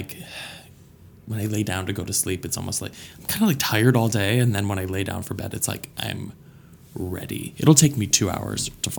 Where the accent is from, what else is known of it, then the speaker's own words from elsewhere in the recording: Flint, Michigan, United States; born there; now in Pittsburgh, United States; So originally I was born in Flint, Michigan.